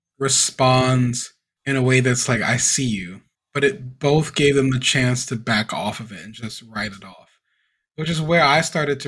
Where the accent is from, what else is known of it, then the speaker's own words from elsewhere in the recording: Louisiana, United States; I'm from Louisiana